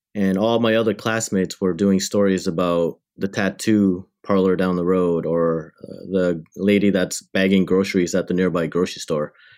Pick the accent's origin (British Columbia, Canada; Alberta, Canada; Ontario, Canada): Ontario, Canada; Windsor; also born or lived in Thailand–Cambodia border refugee camp; I grew up in Windsor, Ontario, Canada, which is just across the river from Detroit, Michigan